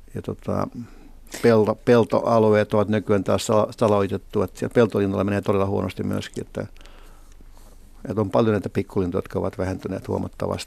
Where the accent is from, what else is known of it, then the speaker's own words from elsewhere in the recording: Helsinki, Uusimaa, Finland; also born or lived in Iitti / Riihimäki; muutimme tota Helsinkiin Riihimäeltä ja sitä ennen Riihimäen kolme vuoden – asumista edelsi sitten äh, asuminen Iitissä, jossa mä oon syntynyt